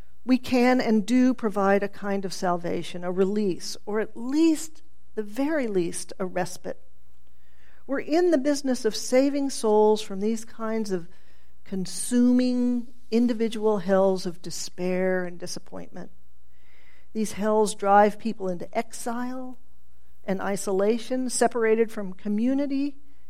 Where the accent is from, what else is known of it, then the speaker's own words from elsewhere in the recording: Tulsa, Oklahoma, United States; I grew up in Tulsa during this rise of televangelism